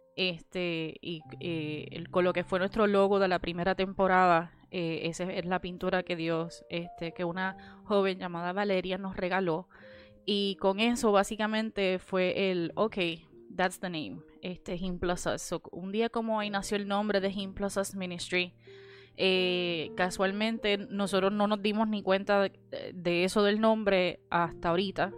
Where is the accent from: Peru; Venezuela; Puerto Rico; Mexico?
Puerto Rico; Cidra; moved away as an adult; now in Orlando, United States; Yo soy de Sidra, originalmente de Sidra, Puerto Rico